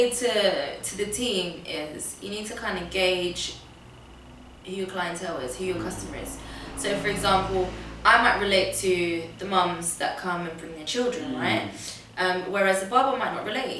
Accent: London, United Kingdom; also born or lived in Portugal / Tottenham; how I grew up in Camden.

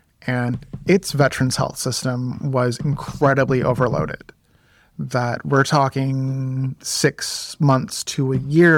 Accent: Maine, United States; also born or lived in Michigan; now in Texas, United States; I was born in Maine.

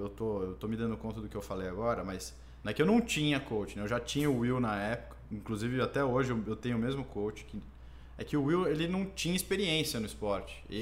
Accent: Taubaté, São Paulo, Brazil; moved away as an adult; sou de Taubaté. Taubaté.

